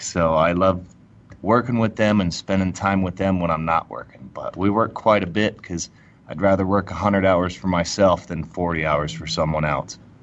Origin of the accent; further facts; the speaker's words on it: Friendswood, Texas, United States; also born or lived in Houston, Texas; now in Denver, United States; I was born in Houston and we grew up over in um, by Pearland